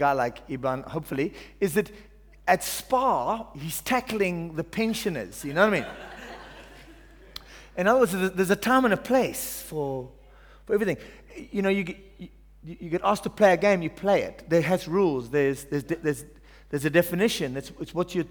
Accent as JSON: {"language": "English", "country": "Ireland", "tie": "born or raised there", "moved": "yes", "said": "I'm actually Irish. I was born in Ireland"}